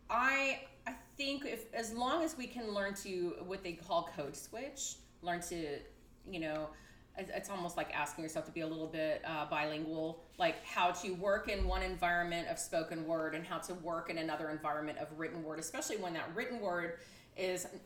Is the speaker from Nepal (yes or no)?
no; Texas, United States; I am from Texas.